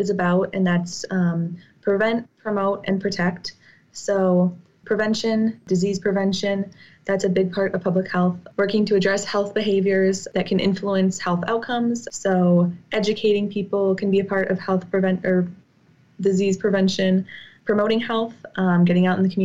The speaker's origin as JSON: {"language": "English", "town": "New Glarus", "region": "Wisconsin", "country": "United States", "also_born_or_lived": "Whitewater, Wisconsin", "said": "I'm originally from New Glarus, Wisconsin"}